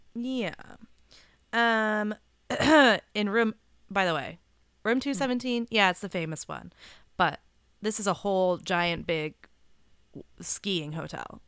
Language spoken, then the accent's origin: English; Southern California, United States; I grew up in Southern California